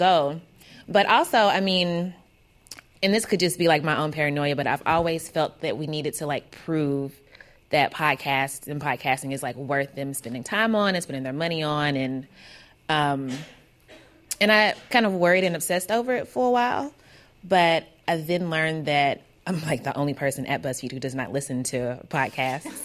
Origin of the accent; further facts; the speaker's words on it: Kentucky, United States; I'm from Kentucky, so I don't sound like those dudes for a number of reasons, because I'm a woman and because I have an accent